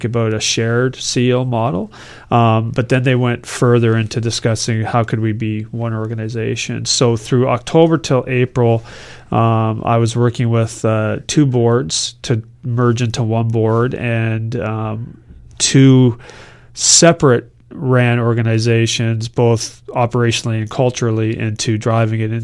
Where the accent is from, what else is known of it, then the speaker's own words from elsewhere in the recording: Woodstock, Ontario, Canada; now in Kingston, Canada; I grew up in Woodstock, Ontario, Western Ontario